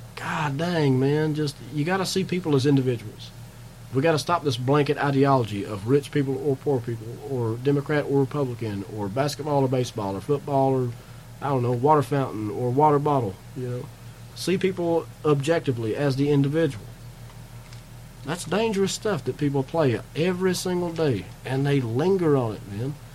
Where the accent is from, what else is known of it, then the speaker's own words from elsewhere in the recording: Eubank, Kentucky, United States; also born or lived in Somerset, Kentucky; I was raised about 15 miles from there uh, north on 27, a place called Eubank, Kentucky.